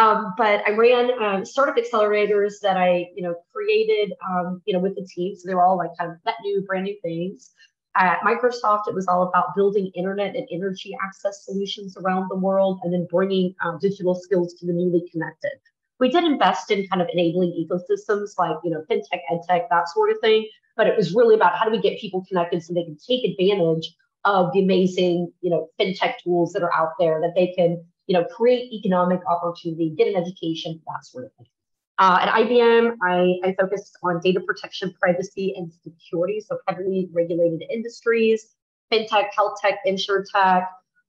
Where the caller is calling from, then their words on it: Mexico; I'm joining you from Mexico. Normally, I am based out of Texas.